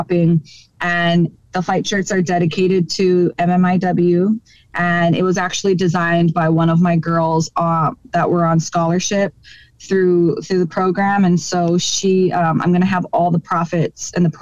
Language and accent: English; Hawaii, United States; in my hometown of Hawaii